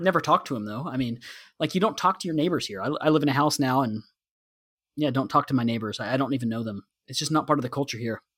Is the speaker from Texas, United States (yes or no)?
yes; Texas, United States; I'm from Texas